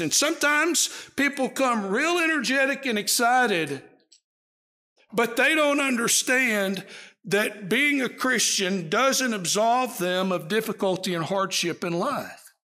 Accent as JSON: {"language": "English", "region": "East Texas", "country": "United States", "tie": "born or raised there", "said": "where I grew up in East Texas"}